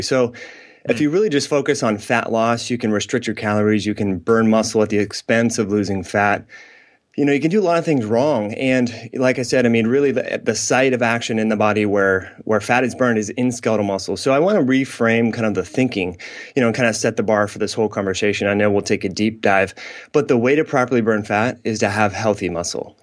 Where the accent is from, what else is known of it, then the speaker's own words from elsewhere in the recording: Northern California, United States; I grew up in Northern California.